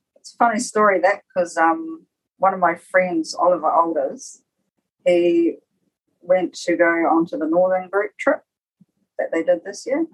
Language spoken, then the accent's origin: English; Rarotonga, Cook Islands; also born or lived in Ōpōtiki, New Zealand; And so we left there when I was quite young, about four, to come to Raro, and did some schooling over here, and lived here until I was about ten years old